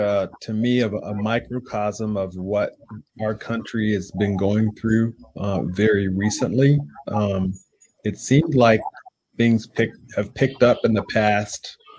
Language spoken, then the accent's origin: English; the South, United States; now in Cincinnati, United States; My being the one person in this conversation from the South, I did grow up with a lot of this.